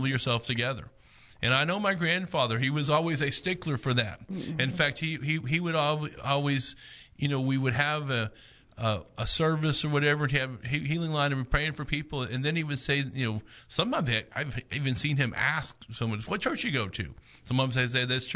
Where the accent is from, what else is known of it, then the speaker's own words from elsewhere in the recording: United States; also born or lived in Oklahoma; As an American citizen